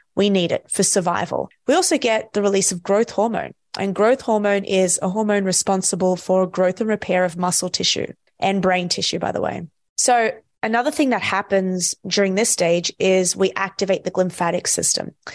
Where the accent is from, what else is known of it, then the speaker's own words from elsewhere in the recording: Australia; I'm from Australia